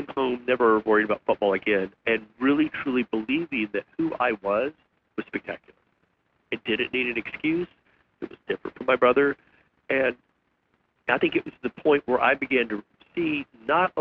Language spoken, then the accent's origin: English; West Texas, United States; I grew up in West Texas